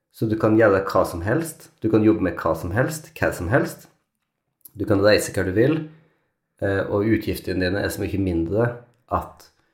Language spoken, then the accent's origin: Norwegian; Norway; moved away; also born or lived in London; oss som nordmenn